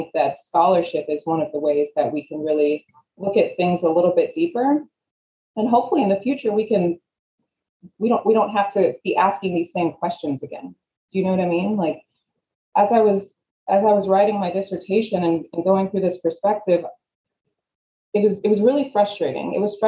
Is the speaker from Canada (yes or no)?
no; Sudan; I grew up in Sudan for a little while